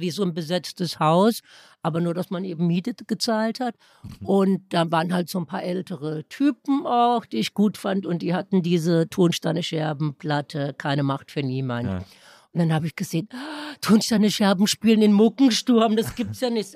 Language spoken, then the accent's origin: German; Baden-Württemberg, Germany; Baden, wo ich herkomme, man nennt das ja das Kalifornien Deutschlands.